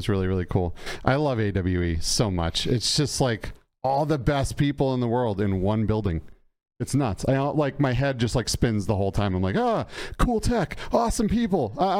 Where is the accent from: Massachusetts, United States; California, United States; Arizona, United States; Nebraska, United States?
Massachusetts, United States; I grew up in Massachusetts